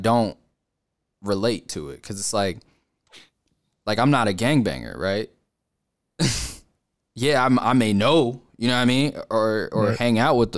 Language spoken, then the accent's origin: English; New York, United States; moved away; I'm from New York.